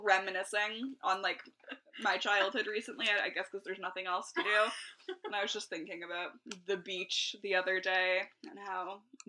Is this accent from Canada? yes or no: yes; Toronto, Ontario, Canada; I was from Scarborough.